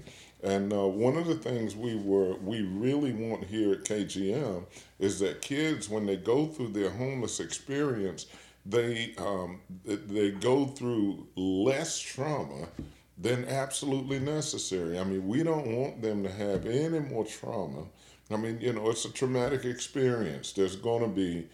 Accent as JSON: {"language": "English", "town": "Washington", "region": "District of Columbia", "country": "United States", "tie": "born or raised there", "moved": "yes", "lives_now": "Kalamazoo, United States", "said": "I grew up in Washington, D.C."}